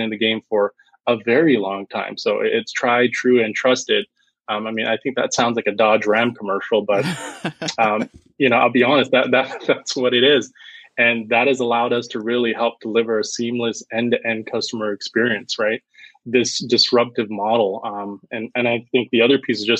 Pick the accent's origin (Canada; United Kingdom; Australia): Canada